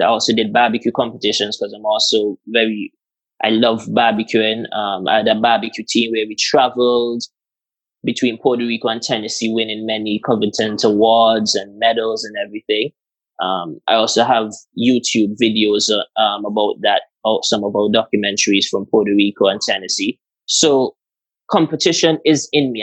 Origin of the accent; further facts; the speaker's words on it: Antigua & Barbuda; moved away; I'm from Antigua